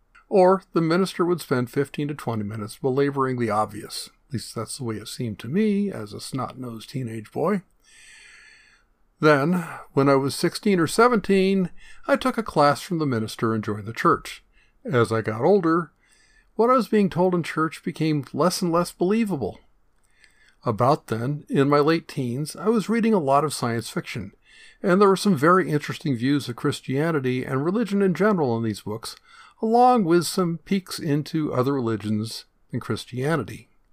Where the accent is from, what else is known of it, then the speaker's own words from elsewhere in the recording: Long Beach, California, United States; born there; So that's how I was born in Long Beach, but I've never actually lived in Long Beach.